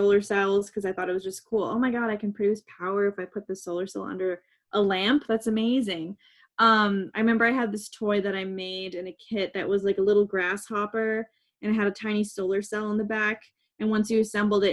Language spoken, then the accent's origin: English; Victoria, British Columbia, Canada; moved away as an adult; now in New York City, United States; when I was a kid, I grew up on Vancouver Island in British Columbia in Canada